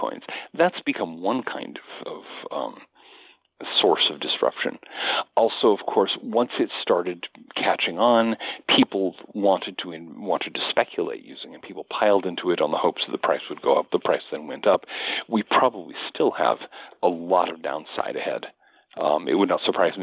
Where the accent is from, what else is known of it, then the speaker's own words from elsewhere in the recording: United States; as an American